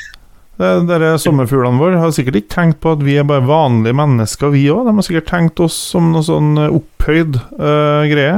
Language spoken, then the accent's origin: Norwegian; Kvål, Trøndelag, Norway; Jeg er jo fra Kvål